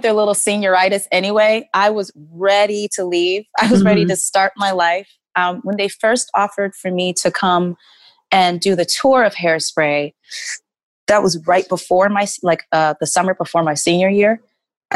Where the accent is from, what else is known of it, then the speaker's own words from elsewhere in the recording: Garland, Texas, United States; now in New York, United States; I grew up in Garland, Texas